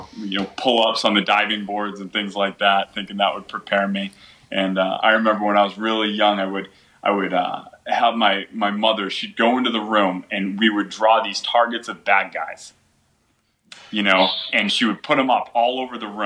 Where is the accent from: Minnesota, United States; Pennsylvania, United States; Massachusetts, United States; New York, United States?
Massachusetts, United States; Beverly; I stayed within the general area in Massachusetts, but moved around to a couple different towns. Generally, I say that, I grew up in Beverly, Massachusetts, because that's where I went to high school